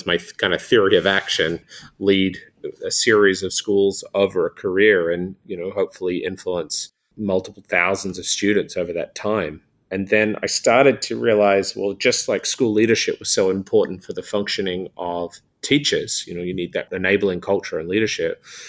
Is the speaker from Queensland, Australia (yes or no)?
no; New South Wales, Australia; But say in my home state of New South Wales here in Australia, we have 2,200 schools.